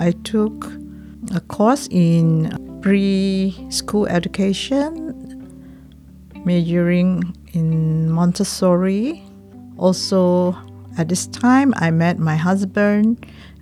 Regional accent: Petaling Jaya, Selangor, Malaysia; I grew up with my grandmother in Petaling Jaya, which is a suburban area near to Kuala Lumpur, the capital of Malaysia

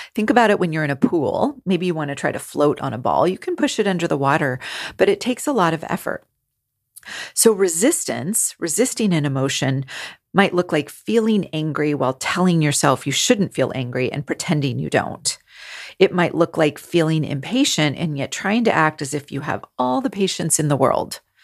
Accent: California, United States; I grew up in California

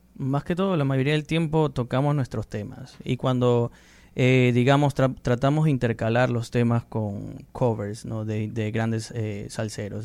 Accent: Peru; moved away as an adult; now in United States; soy del Perú vivo en Estados Unidos ya como cuatro años.

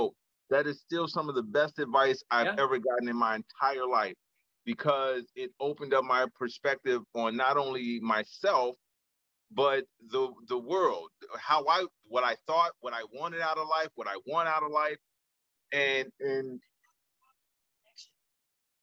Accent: Chicago, Illinois, United States; moved away as an adult; growing up in Chicago, growing up in the small neighborhood

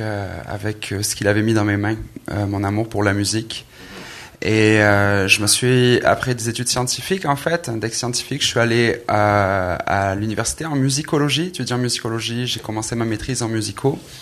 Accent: Aix-en-Provence, Provence-Alpes-Côte d'Azur, France; moved away as an adult; also born or lived in Marseille; now in Quebec, Canada; né en France, dans le sud de la France, à Marseille, euh, Aix-en-Provence plus précisément.

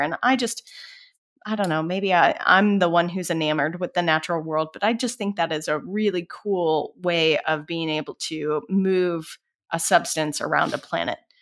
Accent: Colorado, United States; So, I grew up in Colorado. I grew up, uh, on a ranch that was surrounded by national forests

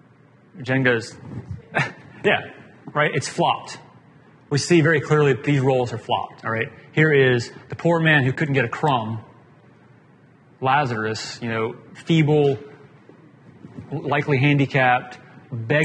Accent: Atlanta, Georgia, United States; I grew up in Atlanta

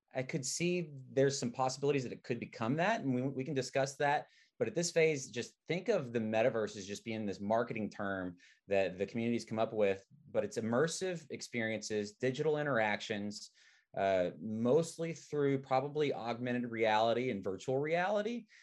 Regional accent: Arkansas, United States; now in San Francisco, United States; I'm from Arkansas, and uh, being from Arkansas

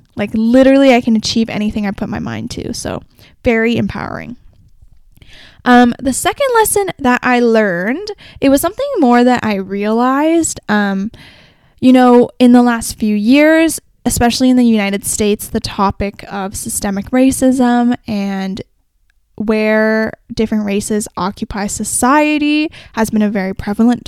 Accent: Canada; I'm from Canada

